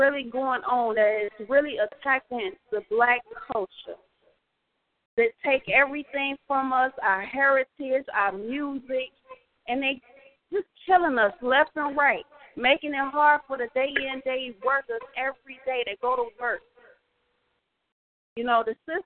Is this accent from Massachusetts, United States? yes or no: no; Chicago, Illinois, United States; I'm from Chicago